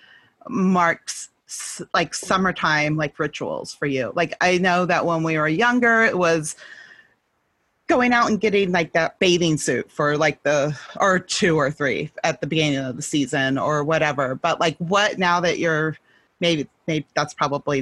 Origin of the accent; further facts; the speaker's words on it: California, United States; I grew up in California